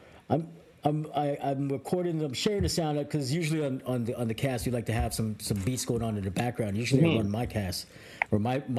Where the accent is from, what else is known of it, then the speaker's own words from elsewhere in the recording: Toronto, Ontario, Canada; I grew up in the Brown Buildings at Midland.